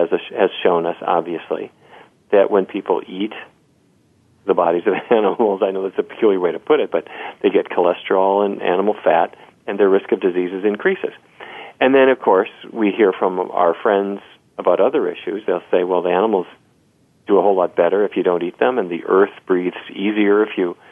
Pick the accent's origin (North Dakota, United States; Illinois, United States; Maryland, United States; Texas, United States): North Dakota, United States; Fargo; I grew up in Fargo, North Dakota, you know, right down south of Winnipeg.